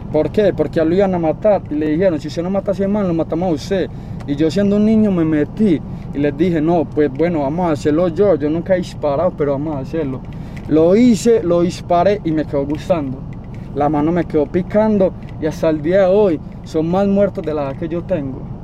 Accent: Medellín, Antioquia, Colombia; yo soy del Cora y no se lo voy a negar. Yo soy del Cora

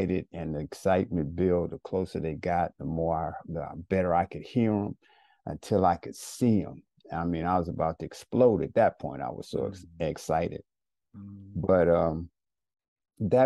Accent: Chicago, Illinois, United States; I grew up in Englewood

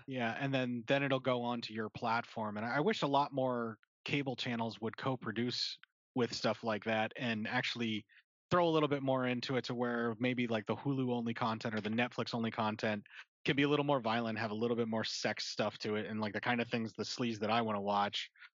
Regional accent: Pennsylvania, United States; now in Nebraska, United States; actually from PA and in, in, the Appalachia up there is, is where I grew up

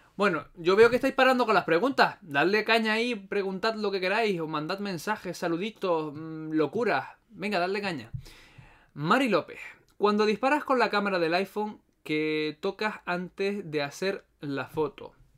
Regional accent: Las Palmas de Gran Canaria, Canary Islands, Spain; soy de Canarias, en particular de Las Palmas, la mejor isla que hay.

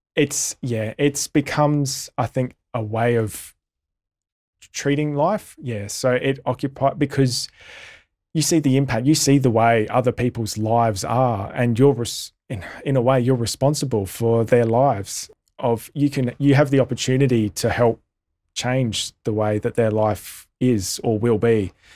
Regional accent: Australia; as an Australian community

